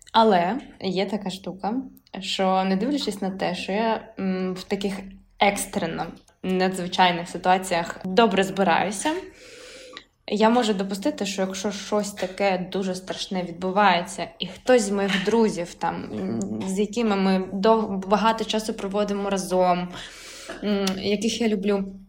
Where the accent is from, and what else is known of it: Ukraine; also born or lived in Kharkiv / Lviv Oblast